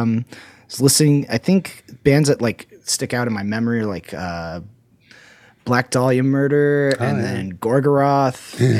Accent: Columbus, Ohio, United States; moved away; also born or lived in Akron / Florida / Utah / Idaho; So I was born in Akron. I grew up in Columbus, family in Cleveland. Then my family moved to, like when 2008 happened, my family ended up moving to Florida for my dad to get a new job.

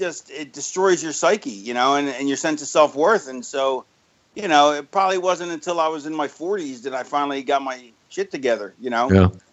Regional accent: Florida, United States; also born or lived in Philadelphia; I grew up in Florida. I was born in Philly and lived there till I was 9.

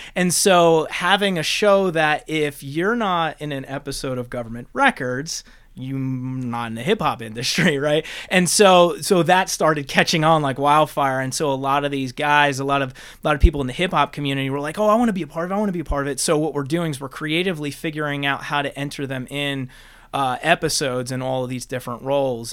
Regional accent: Bloomfield, New Jersey, United States; now in Georgia, United States; I'm from Bloomfield

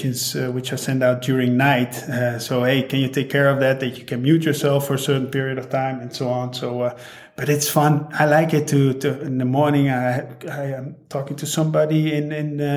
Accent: Netherlands; now in St. Gallen, Switzerland; I'm from the Netherlands

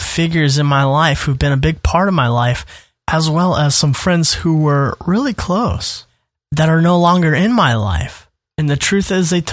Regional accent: Minnesota, United States; now in Indiana, United States; my now home state, which is Indiana, but my former home state, Minnesota

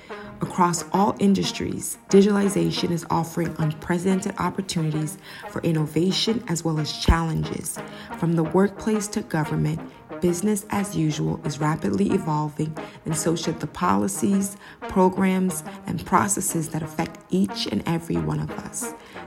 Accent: Ghana; now in United States; As a Ghanaian-American mother of three, wife, business partner, and more, you'll hear my personal stories and honest experiences

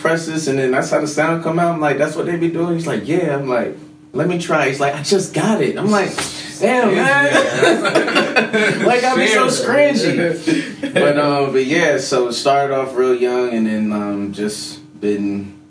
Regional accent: Atlanta, Georgia, United States; I'm originally from the A. I don't sound like it, but yes, I was born in Atlanta. I'm also a military kid.

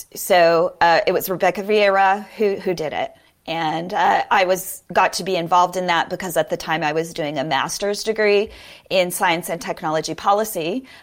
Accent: Arizona, United States; Arizona was one of the states, and that's my home state.

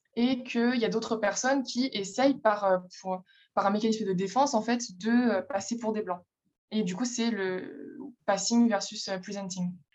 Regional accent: France; je suis française

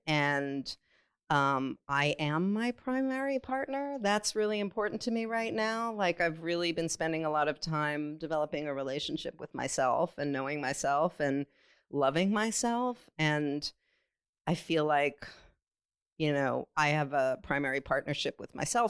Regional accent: California, United States; growing up in California in the 70s and 80s

